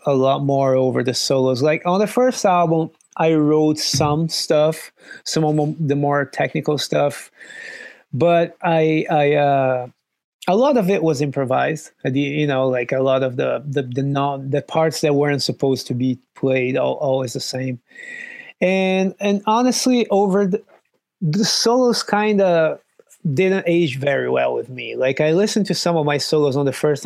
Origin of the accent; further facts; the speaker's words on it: Brazil; moved away; I'm from Brazil.